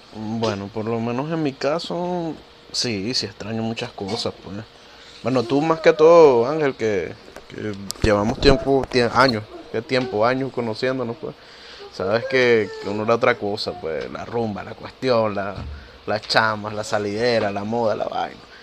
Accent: Venezuela; now in Peru; los tres que estamos acá somos venezolanos. Yo por lo menos vivo en Perú

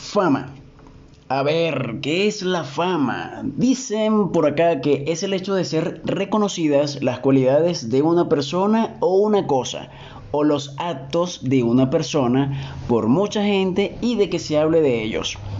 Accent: Venezuela; moved away as an adult; mi país natal, Venezuela

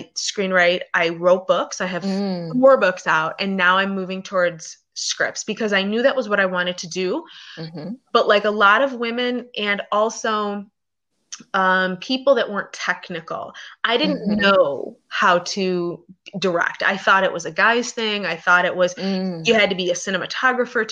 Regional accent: Buffalo, New York, United States; moved away; also born or lived in Los Angeles / Hawaii / Washington, District of Columbia, United States; I'm originally from Buffalo, New York, but I've lived in New York City, LA, Hawaii, all over the place, DC

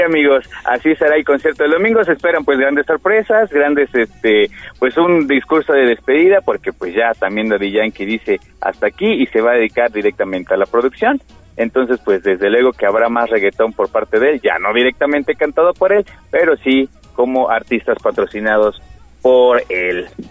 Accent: Mexico

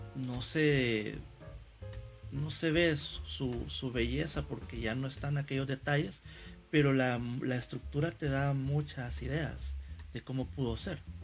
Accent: San Salvador, El Salvador; como salvadoreños, como capitalinos, para quienes vivimos acá en, San Salvador

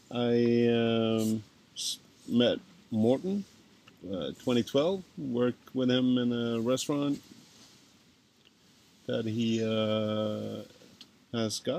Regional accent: Honningsvåg, Finnmark, Norway; moved away; Originally, I'm from uh, Honningsvåg. It's way, way up north, um, basically at the end of the road.

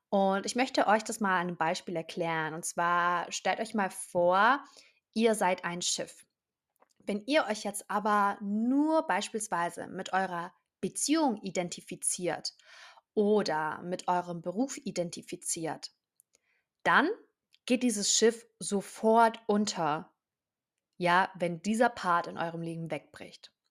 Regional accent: Baden-Württemberg, Germany; ich bin 23 Jahre alt, ich komme aus der Nähe von Stuttgart

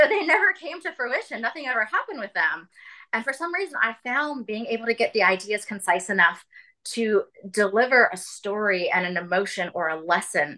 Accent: Virginia, United States; also born or lived in Charleston, South Carolina; I am from Virginia, and I have traveled and lived in a couple different areas, Charleston, South Carolina, being one of them

